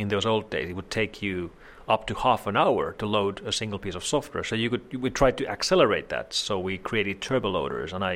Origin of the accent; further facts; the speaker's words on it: Helsinki, Uusimaa, Finland; I was born here in Helsinki area in Finland, and I've lived all my life here. I've never lived anywhere else